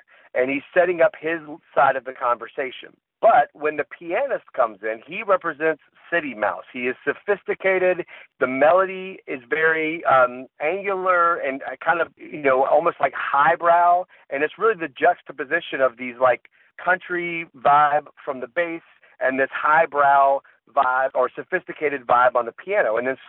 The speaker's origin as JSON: {"language": "English", "region": "the South", "country": "United States", "said": "I am from the South, and I have been around a whole bunch of people from the South who are conservative and some who are liberal."}